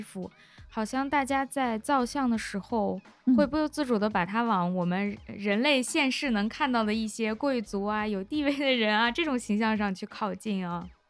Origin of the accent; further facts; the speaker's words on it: China; 对于我们中国人来说